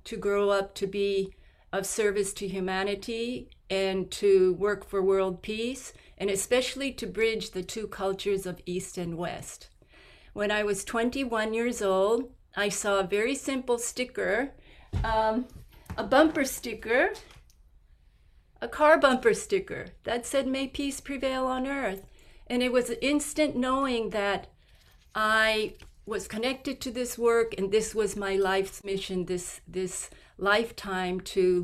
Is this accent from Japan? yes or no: yes; Tokyo, Japan; I grew up in Japan, in Tokyo